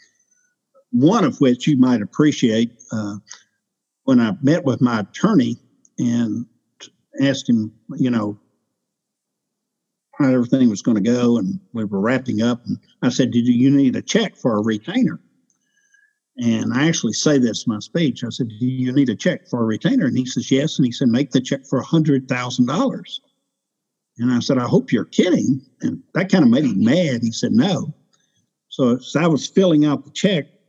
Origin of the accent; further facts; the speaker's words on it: Louisiana, United States; I'm from Louisiana.